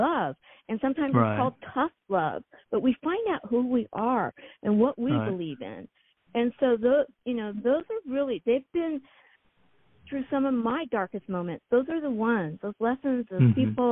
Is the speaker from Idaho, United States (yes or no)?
no; San Diego County, Southern California, United States; I was raised in Southern California in San Diego County